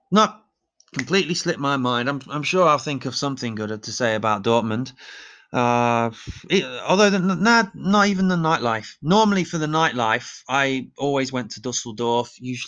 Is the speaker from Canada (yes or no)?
no; England, United Kingdom; I have an advantage. I'm English. It's in genetics, the DNA.